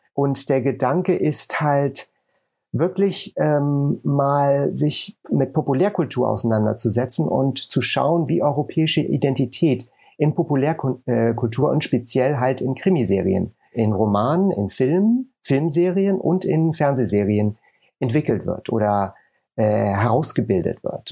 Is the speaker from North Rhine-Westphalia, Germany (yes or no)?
no; Hamburg, Germany; moved away as an adult; also born or lived in England / Texas / Los Angeles; Ich äh, komme ursprünglich aus Hamburg bin gebürtiger Hamburger, bin aber dann nach dem Studium oder zum Studium schon nach England gegangen